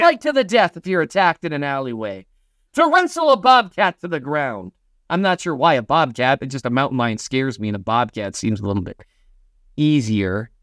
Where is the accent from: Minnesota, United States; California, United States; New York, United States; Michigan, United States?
Minnesota, United States; moved away; I'm from Minnesota